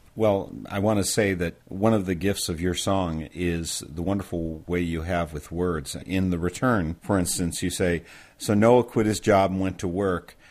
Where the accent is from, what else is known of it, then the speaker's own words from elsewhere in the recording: Midwest, United States; accent: Midwestern; I have this amazing Midwestern accent